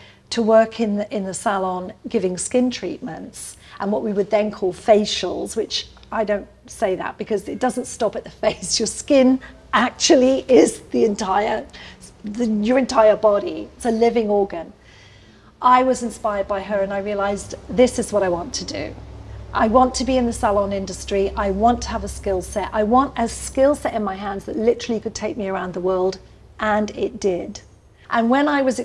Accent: Scotland, United Kingdom; also born or lived in London / South Africa; now in California, United States; I was born in Scotland

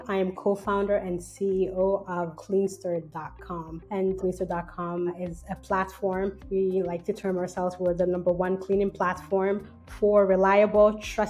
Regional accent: Canada; If I'm a Canadian, right, why would I want to go somewhere else to do this? Why can't I just do it here in Canada?

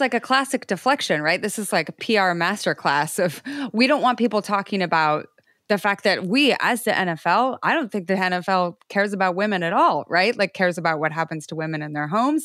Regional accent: Idaho, United States; I grew up in Idaho

